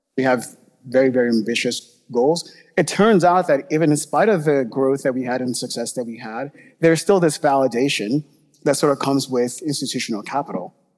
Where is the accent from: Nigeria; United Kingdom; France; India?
Nigeria; moved away; I grew up in Nigeria